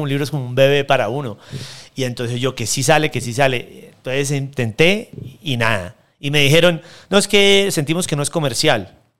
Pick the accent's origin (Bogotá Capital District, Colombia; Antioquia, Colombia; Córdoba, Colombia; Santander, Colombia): Santander, Colombia; de donde yo vengo, en Santander